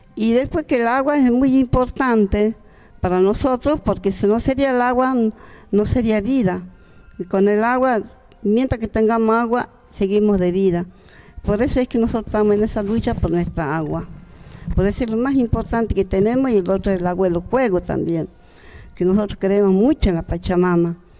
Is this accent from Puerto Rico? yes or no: no; Santa Rosa, Jujuy, Argentina; yo prácticamente nací en Santa Rosa, a tres kilómetros de Imahuaca